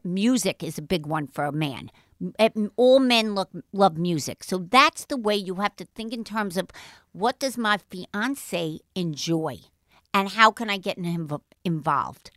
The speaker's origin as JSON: {"language": "English", "town": "New York City", "region": "New York", "country": "United States", "accent": "Brooklynite", "said": "I do sound like a Brooklynite. I was born in Jamaica Heights"}